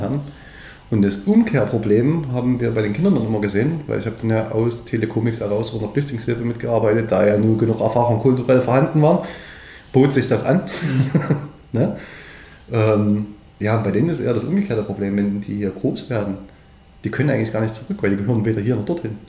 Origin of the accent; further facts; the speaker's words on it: Döbeln, Saxony, Germany; Döbeln und Umgebung, es ist meine Heimat